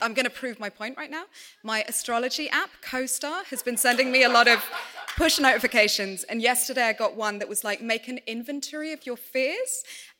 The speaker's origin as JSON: {"language": "English", "country": "United Kingdom", "said": "as a British person"}